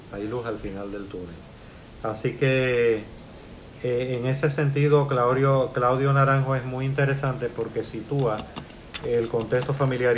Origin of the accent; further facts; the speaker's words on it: Puerto Rico; also born or lived in Cuba; me siento ya parte integral de Puerto Rico. Salí de Cuba